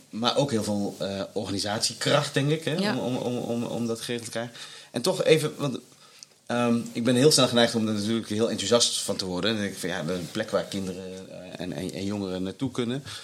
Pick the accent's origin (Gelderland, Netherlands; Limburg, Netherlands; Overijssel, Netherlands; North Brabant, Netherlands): Limburg, Netherlands; now in Rotterdam, Netherlands; ik als Limburger